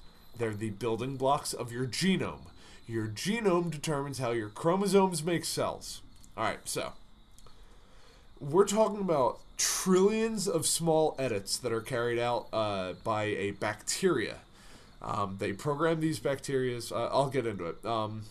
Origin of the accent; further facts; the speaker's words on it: Boston, Massachusetts, United States; Same reason people in Boston have dumb accents. Yeah. I'm from Boston and everything's awful.